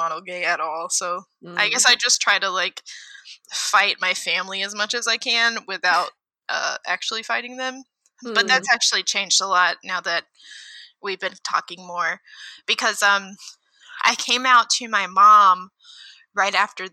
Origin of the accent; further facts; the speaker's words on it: Texas, United States; now in Midwest, United States; I live in the Midwest of the U.S., but I'm from Texas